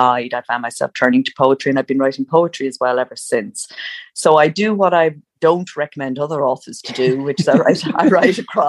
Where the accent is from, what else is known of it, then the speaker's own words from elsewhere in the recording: Ireland; I grew up in Ireland where writers were at a time where writers were all dead white males.